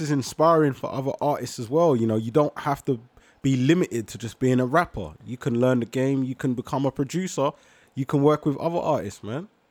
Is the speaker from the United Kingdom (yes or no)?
yes; London, United Kingdom; The borough means to me home. That's where I'm born and raised, Whitcross Hospital